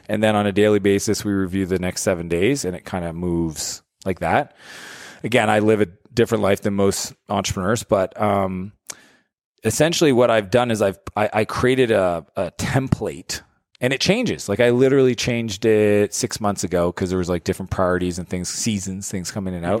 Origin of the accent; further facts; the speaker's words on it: Canada; I'm a Canadian